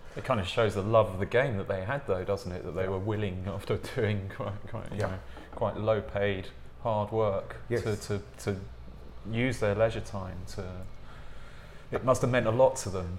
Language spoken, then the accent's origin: English; England, United Kingdom; accent: English; my English accent